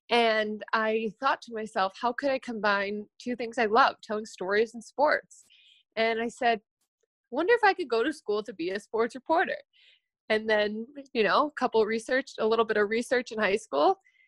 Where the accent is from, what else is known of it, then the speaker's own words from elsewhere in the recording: Illinois, United States; When I was a kid, I grew up right outside of Chicago, and we had TV on in my house all the time, and it was always local news or sports.